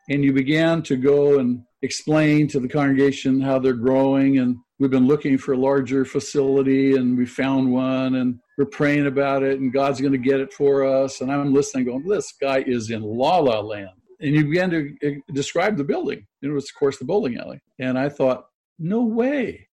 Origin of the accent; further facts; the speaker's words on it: Manhattan Beach, California, United States; I grew up in Manhattan Beach, went to a Catholic school